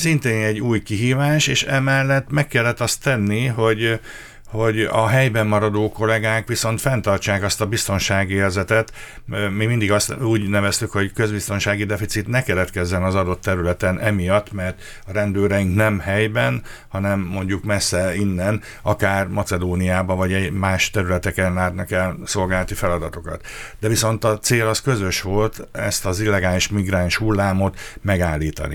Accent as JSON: {"language": "Hungarian", "town": "Karcag", "region": "Jász-Nagykun-Szolnok", "country": "Hungary", "tie": "born or raised there", "also_born_or_lived": "Eger", "moved": "as an adult", "lives_now": "Miskolc, Hungary", "said": "nekem a szülőhelyem Jásznakun Szolnok megye, Karcegi származásúként"}